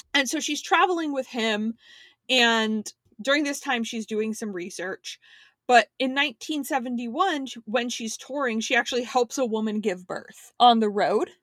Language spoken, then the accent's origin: English; Miami, Florida, United States; I was born near South Beach in Miami.